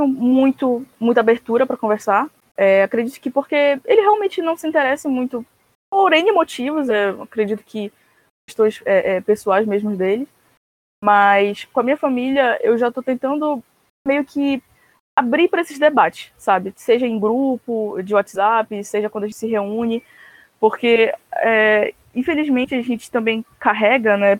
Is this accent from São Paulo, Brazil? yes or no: no; Belém, Pará, Brazil; sou de Belém do Pará, norte do país